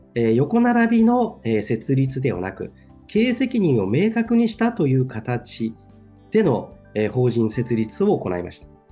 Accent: Tokyo, Japan; moved away as an adult; now in Ebetsu, Japan; 1972年に東京で生まれまして、東京で育ちました。

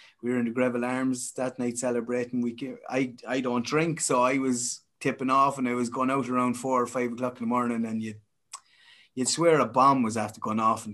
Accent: Castletown Geoghegan, Westmeath, Leinster, Ireland; I'm from Castlelongegan here

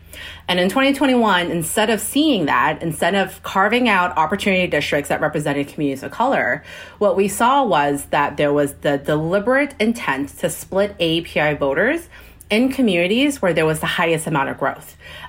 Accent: Fort Bend County, Texas, United States; And I'm actually from Fort Bend County. That's where I grew up. And so the districts that they were splitting was the districts that my parents live in.

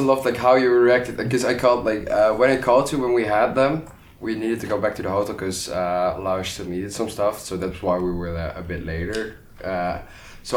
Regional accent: Netherlands; I'm Dutch

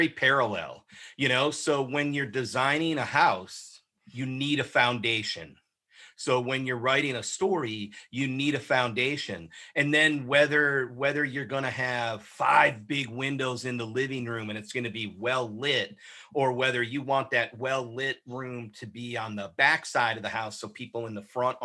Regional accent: Oshkosh, Wisconsin, United States; I was born and raised in Oshkosh, Wisconsin.

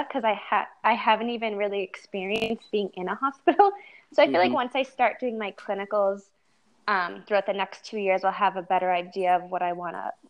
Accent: Manchester, New Hampshire, United States; also born or lived in Methuen, Massachusetts; So I was born at Holy Family, and then shortly after, like a year after I was born, we moved to Manchester, New Hampshire, and I've been here ever since.

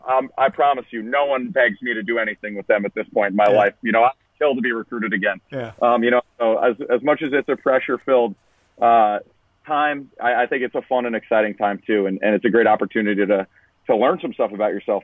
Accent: Long Island, New York, United States; I grew up in Long Island

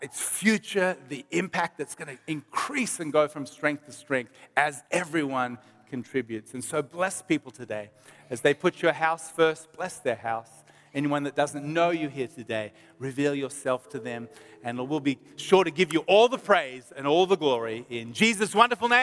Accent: Melbourne, Victoria, Australia; we're from Melbourne

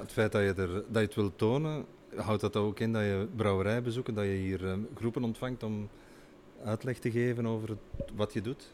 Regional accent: Belgium; Wij zijn uh, als Belgen

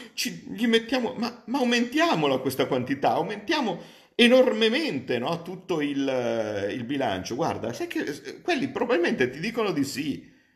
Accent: Como, Lombardy, Italy; io vengo da Como

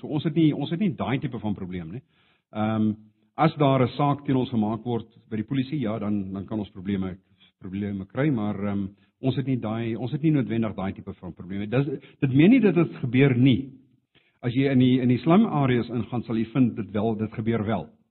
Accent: South Africa; Afrikaans is a second language; moved away as an adult; now in India; ek het altyd geantwoord van Suid-Afrika af

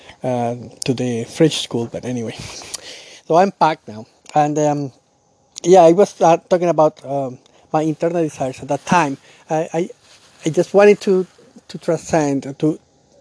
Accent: Colombia; now in Canada; I'm from Colombia, and now I live in Canada. So at that time, I was living in Colombia

